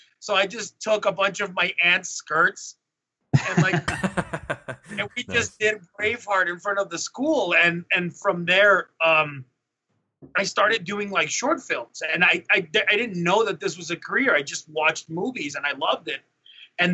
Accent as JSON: {"language": "English", "country": "Mexico", "tie": "born or raised there", "moved": "yes", "said": "in Mexico"}